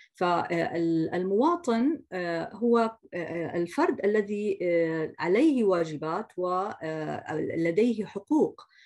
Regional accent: Jordan; عندنا في الاردن

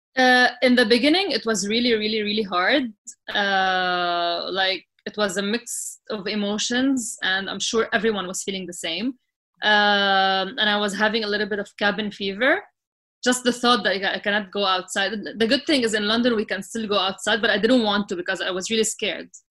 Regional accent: Sidon, South Governorate, Lebanon; moved away as an adult; now in Dubai, United Arab Emirates; i grew up in, in Sidon, which, was, which is like a small city in Lebanon.

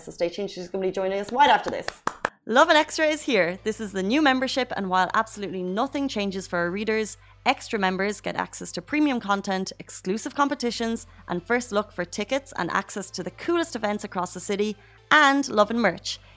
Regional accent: Ireland; now in Dubai, United Arab Emirates; I am Irish, so I'll always bring up the Irish community.

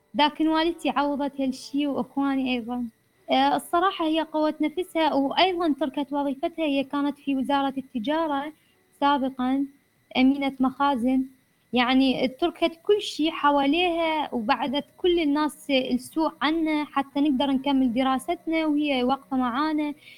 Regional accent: Iraq; مجتمعنا العراقي

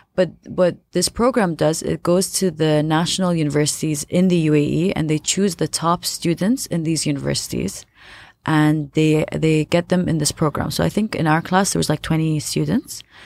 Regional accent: Abu Dhabi, United Arab Emirates; I was born and raised in Abu Dhabi.

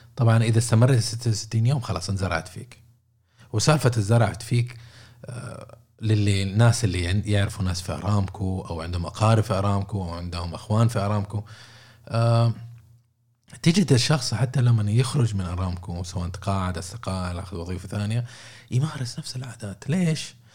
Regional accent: Saudi Arabia; عندنا في السعوديه

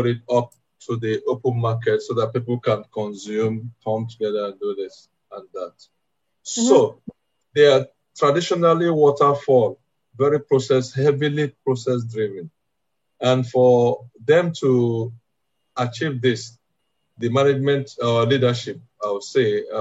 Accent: Nigeria; I'm from Africa, I'm Nigerian

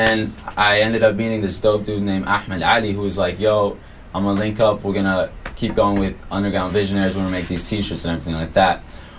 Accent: Southern California, United States; We're from SoCal.

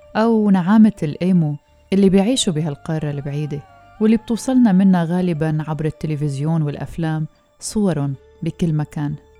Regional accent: Syria; نحن السوريين

